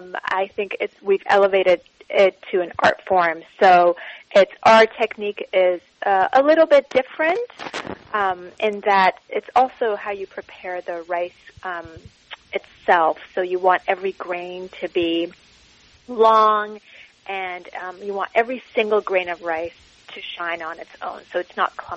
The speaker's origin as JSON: {"language": "English", "town": "Tehran", "region": "Tehran Province", "country": "Iran", "tie": "born there", "said": "and I was born in Tehran."}